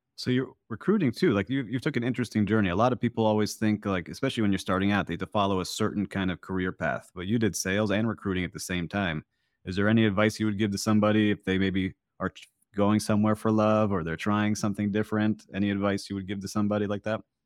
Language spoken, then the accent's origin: English; Miami Beach, Florida, United States; my hometown of Miami Beach